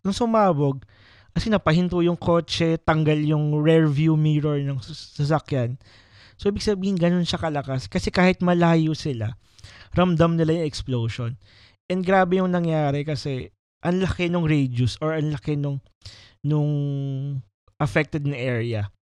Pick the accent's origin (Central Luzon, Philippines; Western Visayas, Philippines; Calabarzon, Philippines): Calabarzon, Philippines; Batangas; moved away; yung province ko kasi is Batangas.